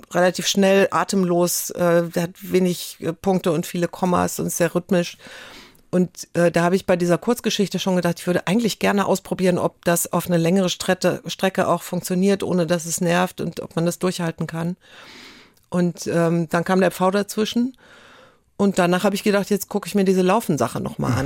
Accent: Cologne, North Rhine-Westphalia, Germany; also born or lived in Coesfeld; now in Hamburg, Germany

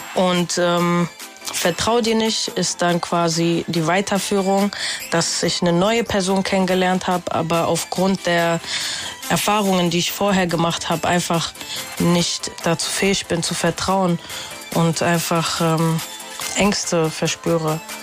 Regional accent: Frankfurt, Hesse, Germany; also born or lived in Hildesheim; Ich bin mit fünf Jahren hier nach Frankfurt gekommen und ähm, ja, seitdem sehe ich auch eigentlich eher so, woher kommst du? Aus Frankfurt.

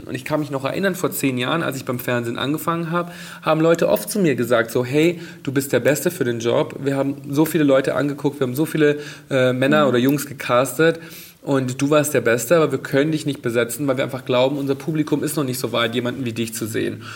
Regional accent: Bad Reichenhall, Bavaria, Germany; now in Berlin, Germany; meine Jugend in Bad Reichenhall zu Hause

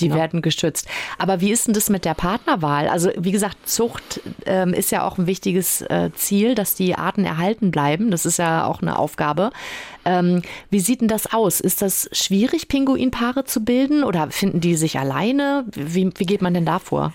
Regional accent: Western Pomerania, Mecklenburg-Vorpommern, Germany; bei uns in Vorpommern

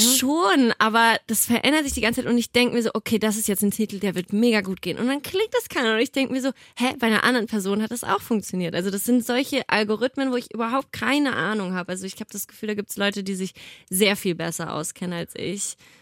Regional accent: Nuremberg, Bavaria, Germany; now in Cologne, Germany; ich komme ja ursprünglich aus Nürnberg

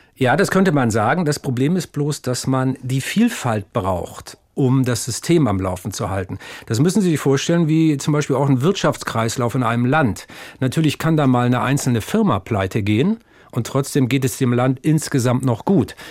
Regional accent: Stade, Lower Saxony, Germany; ein waschechter Norddeutscher. Geboren bin ich bei Stade, um genauer zu sein, stamme ich aus Asseler Moor

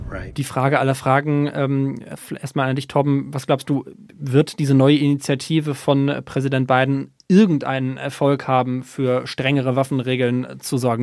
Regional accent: Germany; now in United States; als Deutscher

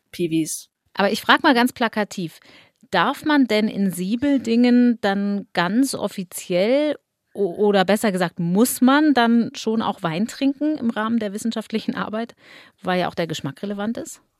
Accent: Hochheim am Main, Hesse, Germany; ich komme aus Hochheim am Main, was auch ein Weingebiet

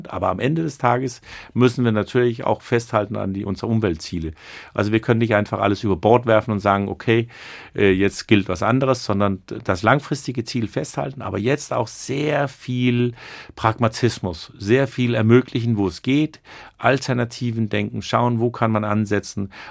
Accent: Rostock, Mecklenburg-Vorpommern, Germany; now in Kiel, Germany; Noch bin ich ein Rostocker Jung. Aber, und das fand ich so schön, als ich vor ein paar Tagen wieder in Kiel reinfuhr und das Ortsschild sah, hatte ich so ein schönes Gefühl

